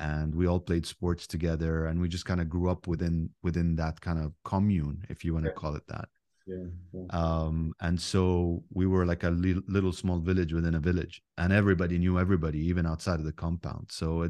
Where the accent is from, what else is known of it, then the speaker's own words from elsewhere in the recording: Abu Dhabi, United Arab Emirates; But Dubai is just a city in the United Arab Emirates, and Abu Dhabi is actually the capital where I grew up. And when we grew up, it was just a big, powerful village